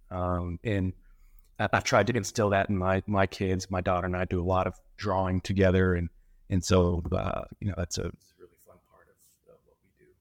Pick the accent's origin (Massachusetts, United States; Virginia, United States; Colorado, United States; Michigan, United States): Colorado, United States; Colorado Springs; moved away as an adult; now in Florida, United States; I'm originally from Colorado. Uh, grew up there, Colorado Springs, to be exact